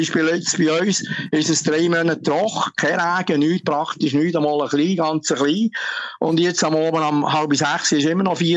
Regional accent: Switzerland; Ja, also, also ich meine, wir Schweizer, wir als Schweizer, uns interessiert

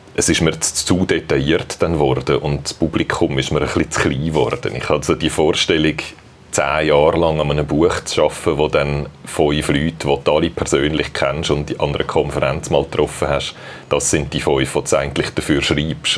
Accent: Wetzikon, Zurich, Switzerland; moved away as an adult; now in Fehraltorf, Switzerland; Ich bin in Wetzigen aufgewachsen, wo noch ein bisschen weiter da im Zürcher Oberland ist

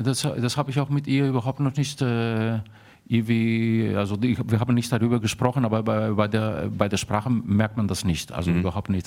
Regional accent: Athens, Attica, Greece; moved away as an adult; also born or lived in Darmstadt, Germany; Ich bin in Athen aufgewachsen

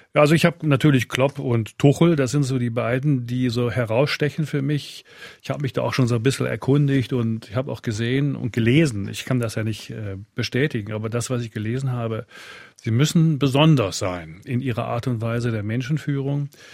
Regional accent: Rhineland, Germany; moved away as an adult; now in Switzerland; Ich bin im Rheinland aufgewachsen habe eine gewisse Nähe eben zu Fortuna Düsseldorf

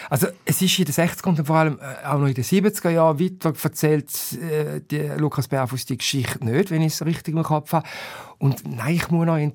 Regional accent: Switzerland; born there; Also wir sind in der Schweiz geboren, du Katja, bist in Deutschland geboren da ist vieles schon mal sehr gut.

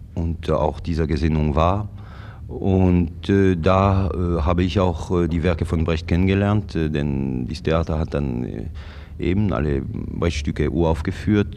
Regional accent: Yverdon, Vaud, Switzerland; moved away; also born or lived in Zurich; Ich bin äh, gebürtiger Wattländer. Ich, bin in Yverdon geboren, in der, äh, in der französischen Schweiz

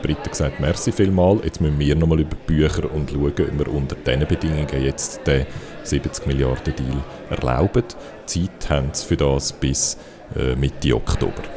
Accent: Switzerland

